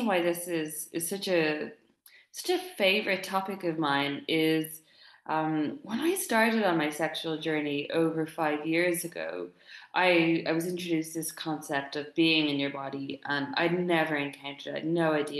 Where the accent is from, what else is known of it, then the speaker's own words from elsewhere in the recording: Dublin, Leinster, Ireland; moved away; I'm recording this live from Dublin, my hometown. I went home last week.